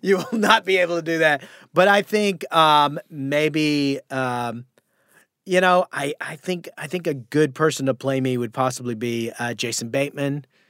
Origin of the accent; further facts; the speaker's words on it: Sulphur Springs, Texas, United States; now in Los Angeles, United States; the name of the town I'm from is called Sulphur Springs, Texas